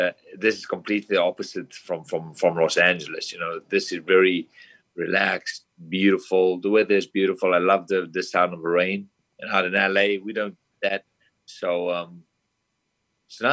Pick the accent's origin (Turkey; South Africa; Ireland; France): South Africa; moved away as an adult; now in United States; I'm from South Africa, a small town. I came over to America with no family, no friends, no one.